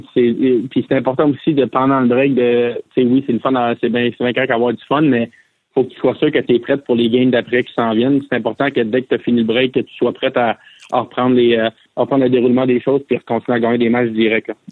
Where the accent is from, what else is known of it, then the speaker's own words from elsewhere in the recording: Quebec, Canada; moved away; nous, les Québécois